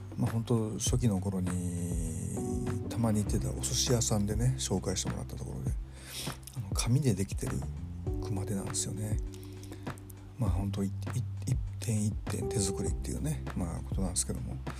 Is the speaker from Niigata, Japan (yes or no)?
no; Kyoto, Japan; moved away as an adult; now in Tokyo, Japan; 京都人っていうのはですね京都生まれ京都育ちなんですけども